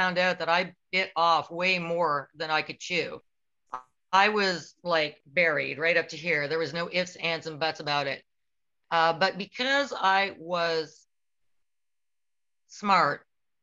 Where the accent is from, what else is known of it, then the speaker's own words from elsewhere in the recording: Canada; I'm Canadian